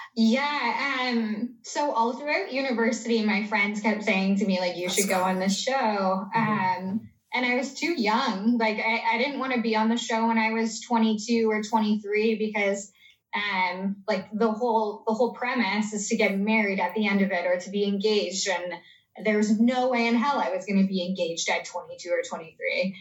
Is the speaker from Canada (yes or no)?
yes; Canada; I'm Canadian